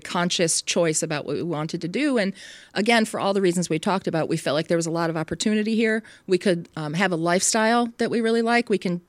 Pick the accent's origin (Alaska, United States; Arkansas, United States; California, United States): California, United States; San Francisco Bay Area; also born or lived in Michigan / Baltimore; But I grew up primarily in the San Francisco Bay Area, went to high school and college, undergraduate school there.